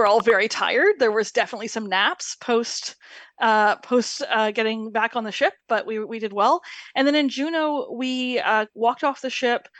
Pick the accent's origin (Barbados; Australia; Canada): Canada; We are Canadian, and we're not from that part of Canada